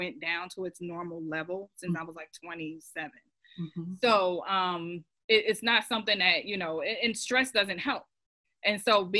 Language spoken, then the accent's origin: English; New Jersey, United States; moved away as an adult; now in Rock Hill, United States; I live in Rock Hill, South Carolina currently, but I'm a transplant from New Jersey, born and raised